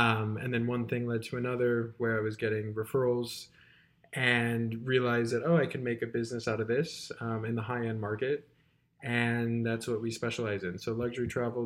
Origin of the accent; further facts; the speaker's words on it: Chicago, Illinois, United States; moved away as an adult; also born or lived in the South; now in New York City, United States; I am from Chicago